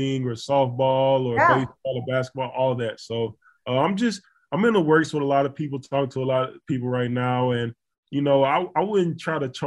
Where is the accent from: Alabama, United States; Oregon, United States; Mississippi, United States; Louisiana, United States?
Alabama, United States; Florence; moved away as an adult; I figured out a way to host a free camp in my hometown, named the Q6 Sports